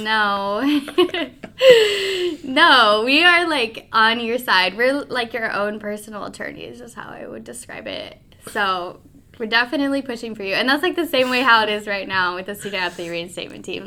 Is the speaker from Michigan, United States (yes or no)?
no; Pueblo, Colorado, United States; moved away as an adult; also born or lived in Omaha, Nebraska; I grew up in Pueblo, Colorado